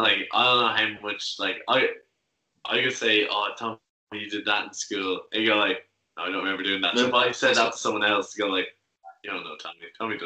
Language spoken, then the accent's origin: English; Ireland; oh, Ireland.